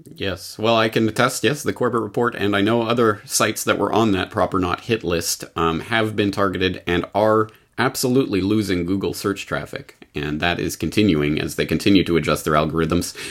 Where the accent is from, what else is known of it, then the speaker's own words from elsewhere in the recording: Canada; now in Japan; Canadians in Japan, like myself